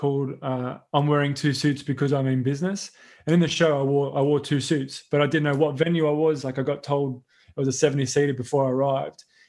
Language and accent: English; Sydney, New South Wales, Australia; moved away; Sydney, and which is always so scary because like that's my hometown